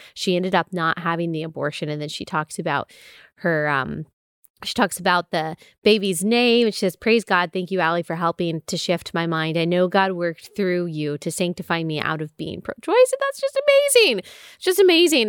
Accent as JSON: {"language": "English", "region": "Texas", "country": "United States", "tie": "born or raised there", "said": "I grew up in Texas, so we've got some odes to Texas also"}